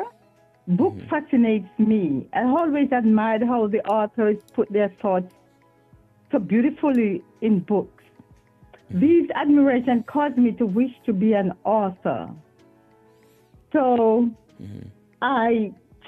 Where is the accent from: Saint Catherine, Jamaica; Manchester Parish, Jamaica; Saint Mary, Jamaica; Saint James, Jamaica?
Saint Mary, Jamaica; Belfield; moved away as an adult; now in United States; I was born in Jamaica.